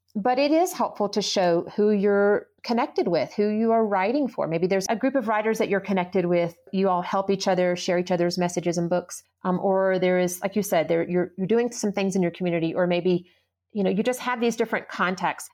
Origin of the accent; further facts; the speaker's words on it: the South, United States; moved away as an adult; now in Colorado, United States; I was born and raised in the South